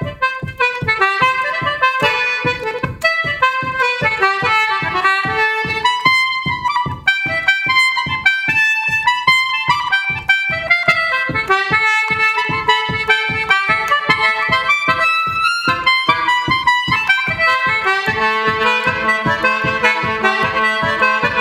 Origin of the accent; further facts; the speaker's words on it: West Kerry, Munster, Ireland; first language Irish; English is a second language; in West Kerry, there's a Gaeltacht there, an Irish-speaking area, which are from Irish, my first language.